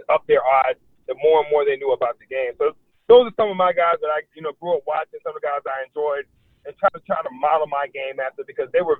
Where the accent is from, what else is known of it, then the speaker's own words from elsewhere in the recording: Florida, United States; growing up in Florida